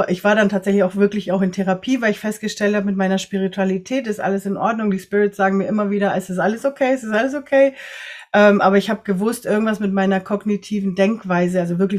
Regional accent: Ecuador; born there; Ich bin selber in Ecuador geboren, mein Papa ist Deutscher und meine Mama ist aus einer chinesischen Kolonie in Ecuador

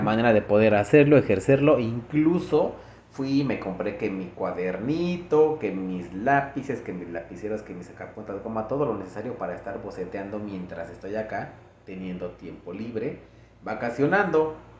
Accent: Mexico; now in United States; soy mexicano

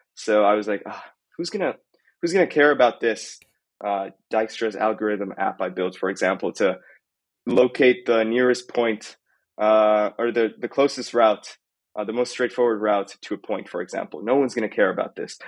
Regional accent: Italy; now in Costa Rica; I'm originally from Italy

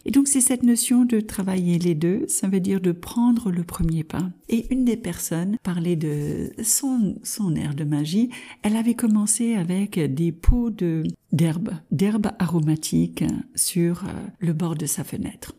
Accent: United States; French is a second language; also born or lived in France; Je suis de double nationalité américaine et française

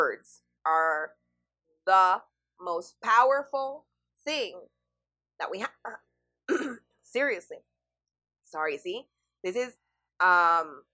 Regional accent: El Salvador; I'm from El Salvador

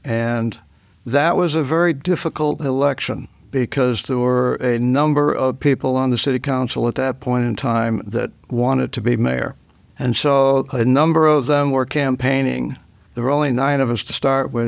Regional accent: Dover, New Hampshire, United States; I was born in Dover. Uh, my father was, uh, Doctor Galt, a physician in Dover for forty-seven years, and I was raised here in Dover

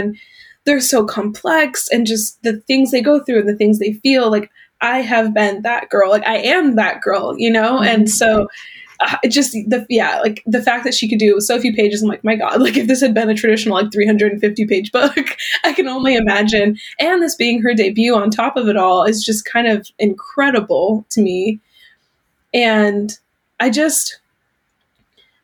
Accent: California, United States; I'm born and raised in California. I still live in Southern California

